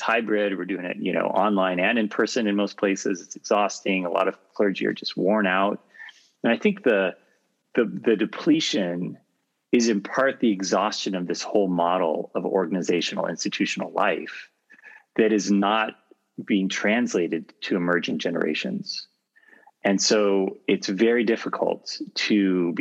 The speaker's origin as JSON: {"language": "English", "region": "California", "country": "United States", "tie": "born or raised there", "said": "I grew up in California in a secular home"}